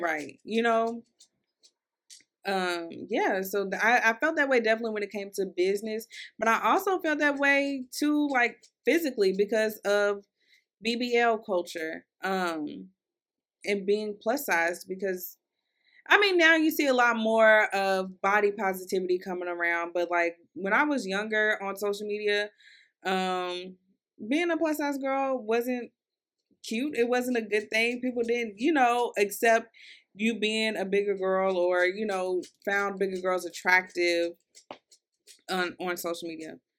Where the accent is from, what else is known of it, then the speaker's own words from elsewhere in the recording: Louisville, Kentucky, United States; I'm from Louisville, Kentucky. Um, so, I kinda got an accent, and I feel like my accent is getting worse the older I get